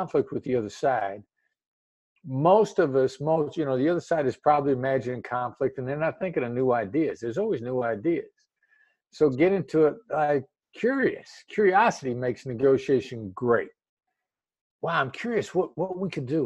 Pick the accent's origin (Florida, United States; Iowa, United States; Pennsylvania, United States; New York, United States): Iowa, United States; moved away as an adult; also born or lived in Kansas City, Missouri; I grew up in the Midwest, and I decided to kind of stick to the Midwest for the time being. And where I grew up in Iowa, small town in Iowa